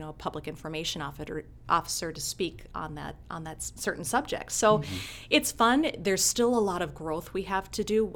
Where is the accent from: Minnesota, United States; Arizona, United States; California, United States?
Minnesota, United States; Blaine; also born or lived in St. Cloud, Minnesota; now in Rochester, United States; I was born in St. Cloud, okay. Minnesota, and uh, we moved to Blaine, Minnesota, just south of St. Cloud in I think '87. Okay. And I graduated from Blaine High School